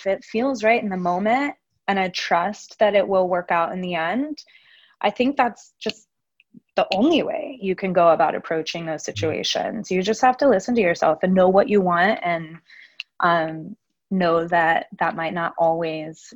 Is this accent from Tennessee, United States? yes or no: yes; Memphis, Tennessee, United States; now in Nashville, United States; I grew up in Memphis